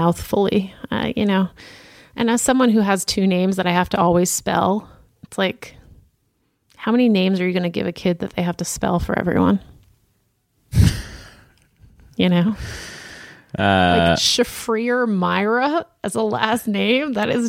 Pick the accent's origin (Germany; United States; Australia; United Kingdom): United States; Boston, Massachusetts; Like I feel like I knew a lot of kids growing up in Boston.